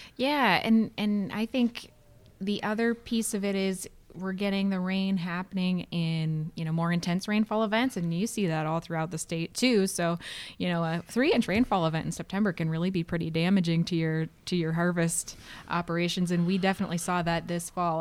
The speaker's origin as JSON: {"language": "English", "region": "Ohio's Western Lake Erie Basin", "country": "United States", "tie": "born or raised there", "moved": "as an adult", "lives_now": "Minnesota, United States", "said": "I grew up in Ohio's Western Lake Erie Basin"}